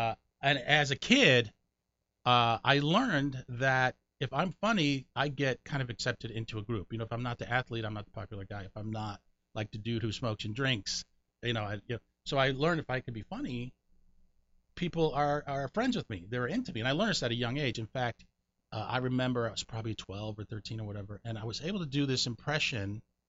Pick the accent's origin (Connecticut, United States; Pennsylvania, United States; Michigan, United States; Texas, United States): Connecticut, United States; born or raised there; moved away; also born or lived in New York